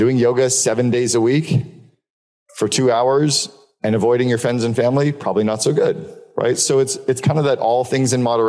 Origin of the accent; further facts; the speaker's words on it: Canada; also born or lived in Seattle; I'm moving from Seattle back to Canada